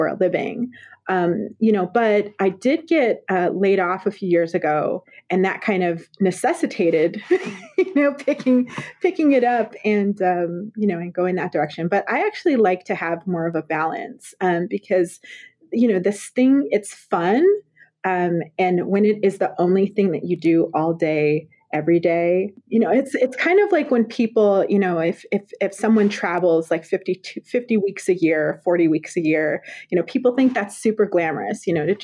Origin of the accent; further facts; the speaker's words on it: Colorado, United States; I grew up in Colorado